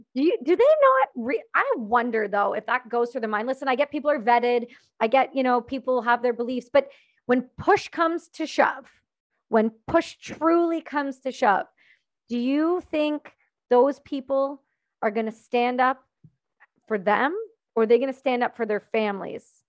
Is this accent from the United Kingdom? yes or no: no; Canada; I'm not American, I'm Canadian